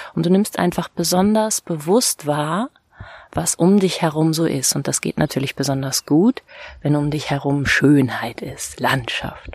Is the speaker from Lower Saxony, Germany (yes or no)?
yes; Südheide, Lower Saxony, Germany; in die Südheide. Das ist äh, die Gegend, in der ich aufgewachsen bin